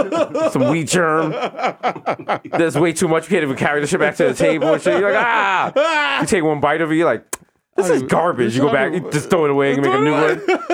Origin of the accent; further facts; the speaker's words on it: Jamaica; we're Jamaican.